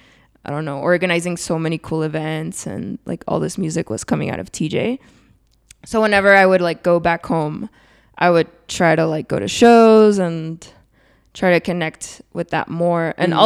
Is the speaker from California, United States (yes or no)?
yes; San Diego, California, United States; also born or lived in Tijuana, Mexico / Chula Vista; I feel like I grew up more in San Diego, but still like had both like places very much present in my childhood.